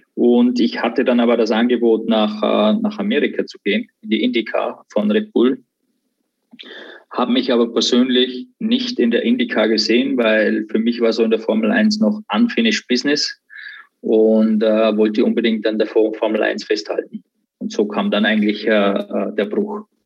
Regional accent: Austria; zu Hause in Österreich, in der Umgebung, wo ich, äh, wo ich aufgewachsen bin

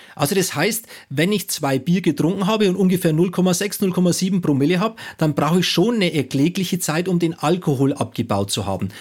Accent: Bayreuth, Bavaria, Germany; Also ich komme aus Bayern

